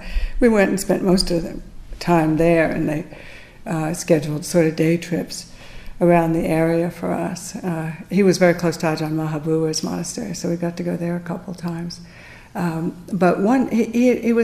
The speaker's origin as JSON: {"language": "English", "country": "United States"}